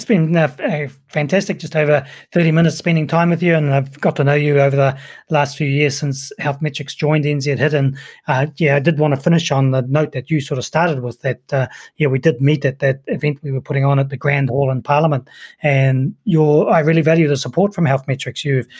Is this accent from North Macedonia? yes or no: no; New Zealand; accent: Kiwi; I put it down to my accent. I think people from the States really, really associate with this fantastic Kiwi accent, don't they?